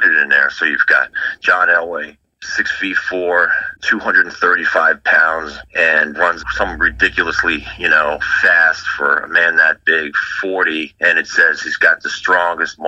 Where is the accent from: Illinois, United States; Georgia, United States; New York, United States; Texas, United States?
New York, United States; Long Island; moved away; I'm from Long Island